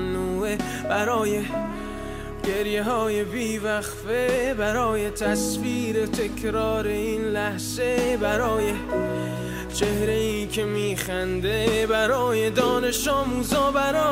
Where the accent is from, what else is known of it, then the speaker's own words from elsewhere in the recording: Tehran, Tehran Province, Iran; moved away; I'm from Tehran